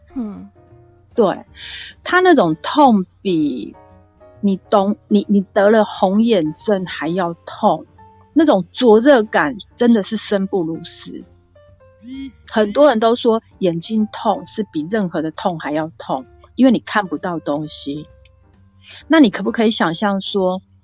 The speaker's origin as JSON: {"language": "Chinese", "region": "Kaohsiung", "country": "Taiwan", "tie": "born or raised there", "said": "我是从小住在高雄小岗大林八点厂的附近"}